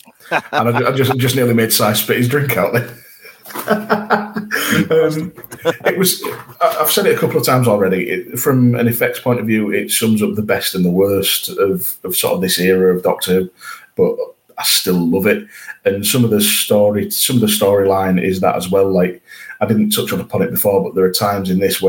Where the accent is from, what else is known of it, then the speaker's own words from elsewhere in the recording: Yorkshire and the Humber, United Kingdom; as a Yorkshireman